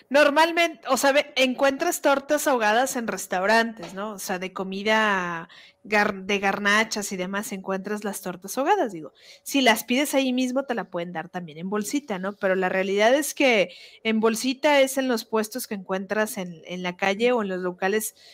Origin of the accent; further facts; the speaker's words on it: Guadalajara, Jalisco, Mexico; yo soy de Guadalajara